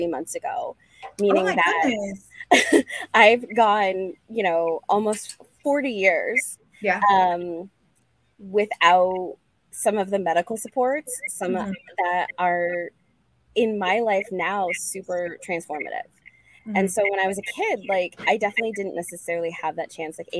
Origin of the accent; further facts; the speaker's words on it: Boulder, Colorado, United States; I'm from Boulder, Colorado